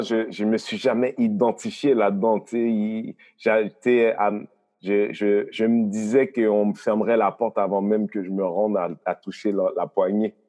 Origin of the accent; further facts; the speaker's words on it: Haiti; now in Montreal, Canada; moi, je viens d'Haïti, un pays qui est indépendant depuis 200 ans à peu près